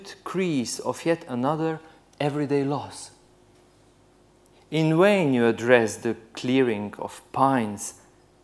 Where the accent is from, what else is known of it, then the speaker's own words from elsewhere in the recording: Slovenia; I'm from Central Europe